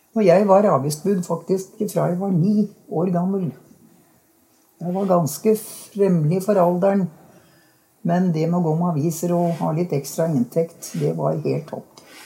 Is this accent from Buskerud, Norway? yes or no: yes; Hokksund, Buskerud, Norway; Jeg er barnefødt her i Hokksund